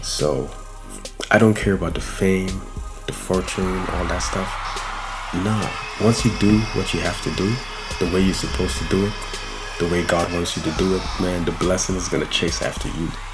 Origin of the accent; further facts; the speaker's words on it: Guyana; moved away; Originally, I'm from Guyana, South America